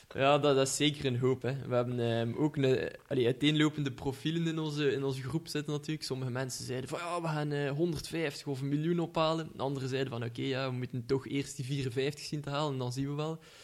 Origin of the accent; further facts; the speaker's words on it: Ghent, Flanders, Belgium; accent: Ghent; iedereen zal wel horen van, aan mijn accent dat ik van Gent ben